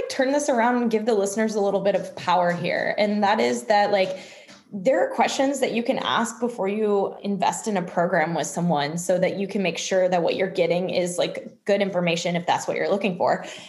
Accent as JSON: {"language": "English", "town": "Louisville", "region": "Kentucky", "country": "United States", "also_born_or_lived": "Munich / Chicago / Texas", "lives_now": "Boston, United States", "said": "I currently live in Boston, Massachusetts, but I'm originally from Louisville, Kentucky, and have lived a lot of places like München, Munich, Chicago, Texas. So just kind of from everywhere."}